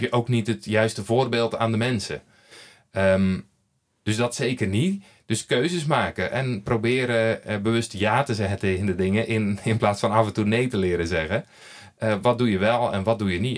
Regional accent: Netherlands; moved away as an adult; now in Belgium; je hoort het al aan mijn spraak. Ik kom uit Nederland, kan daar niks aan doen. Ik ben daar geboren.

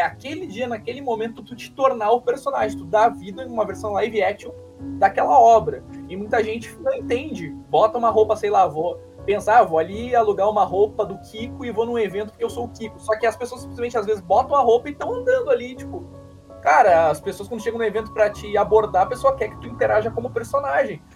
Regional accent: South Region, Brazil; eu sou do Sul

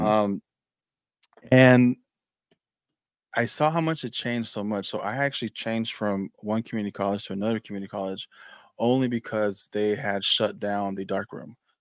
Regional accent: Mexico; now in California, United States; I'm from Mexico

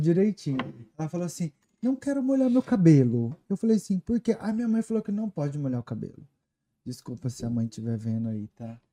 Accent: Guaxupé, Minas Gerais, Brazil; moved away as an adult; also born or lived in Ribeirão Preto, São Paulo; now in United States; sou do sul de Minas.

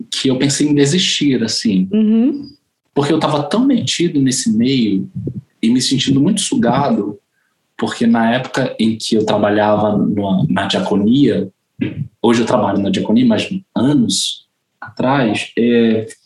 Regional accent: Bolivia; porque eu sou boliviana

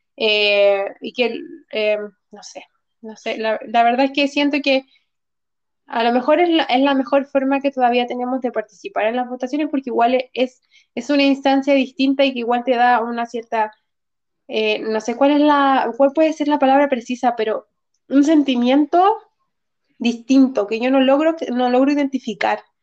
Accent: Santiago, Santiago Metropolitan Region, Chile; yo nací en San Miguel, pero viví en Lo Espejo como los, en los primeros seis años

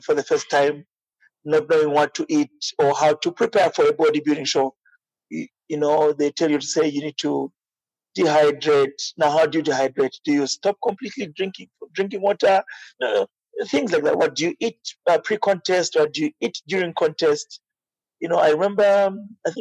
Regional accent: Namwala, Southern Province, Zambia; I was born in Namwala, which is a southern province of Zambia. I'm Tonga by tribe.

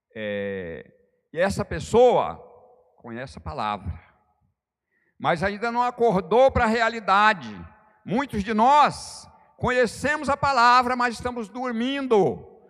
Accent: Porto Seguro, Bahia, Brazil; moved away; Porto Seguro é minha terra natal

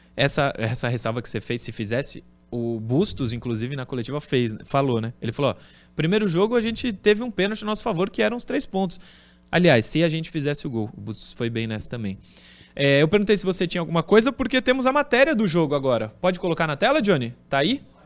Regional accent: Porto Velho, Rondônia, Brazil; Eu sou natural de Porto Velho, Rondônia

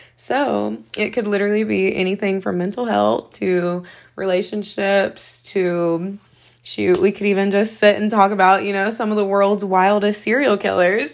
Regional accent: Seneca, South Carolina, United States; I am from Seneca, South Carolina

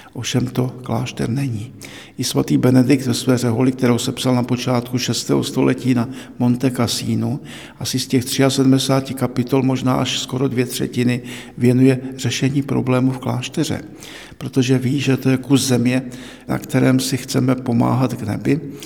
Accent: Cieszyn Silesia, Moravian-Silesian Region, Czechia; now in Prague, Czechia; jsem z Těšínska

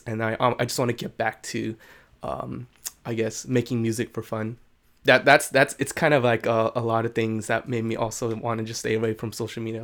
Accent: San Jose, California, United States; I pretty much lived here all my life. I was born in San Jose

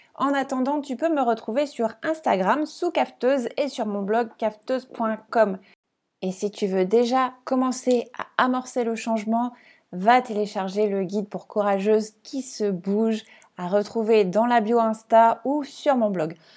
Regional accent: Strasbourg, Grand Est, France; moved away as an adult; now in Réunion, France; je suis d'origine alsacienne, ouais, je suis née à Strasbourg

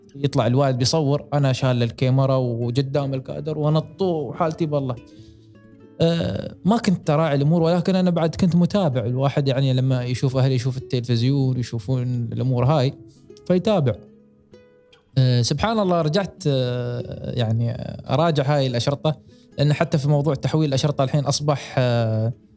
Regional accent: United Arab Emirates; عندنا في الامارات

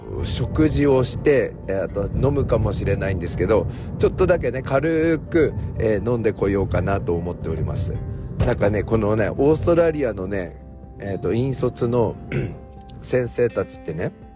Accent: Ibaraki, Japan; 私の地元みたいなところのお葬式

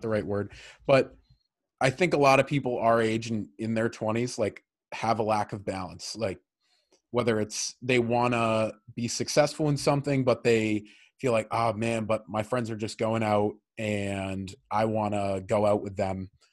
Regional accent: Medfield, Massachusetts, United States; we grew up in Medfield together

